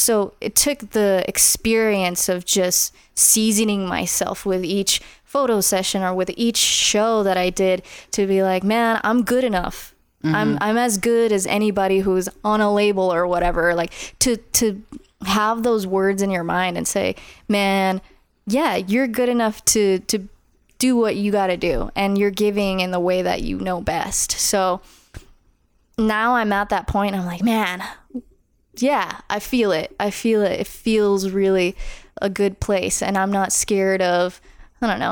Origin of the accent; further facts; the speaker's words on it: Las Vegas, Nevada, United States; I grew up in Northeast Las Vegas